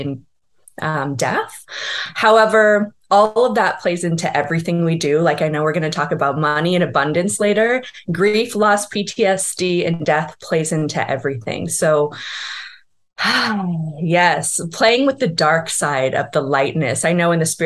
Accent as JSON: {"language": "English", "town": "Calabasas", "region": "California", "country": "United States", "tie": "born or raised there", "said": "I grew up in Southern California in a town called Calabasas"}